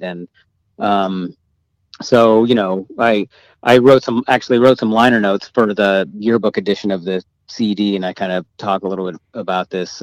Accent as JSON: {"language": "English", "town": "Eureka", "region": "California", "country": "United States", "tie": "born or raised there", "said": "we grew up in in Eureka um, in Humboldt County"}